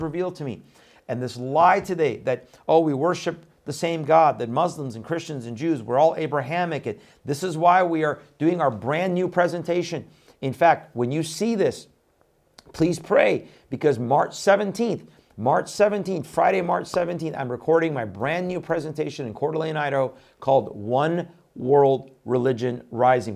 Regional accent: Iran; moved away; I was born in Iran

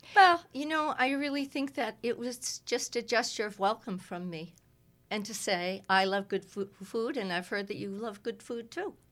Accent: Cape Ann, Massachusetts, United States; I was raised, uh, around a lot of Swedes on Cape Ann.

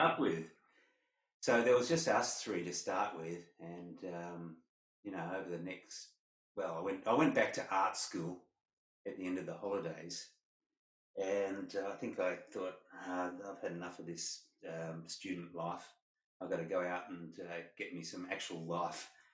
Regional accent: Perth, Western Australia, Australia; growing up in Perth

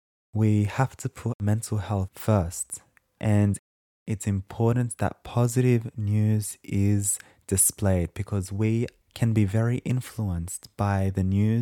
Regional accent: Sydney, New South Wales, Australia; I'm 24 years old, I'm of Lebanese descent, and I was born and raised in Sydney, Australia, hence the accent.

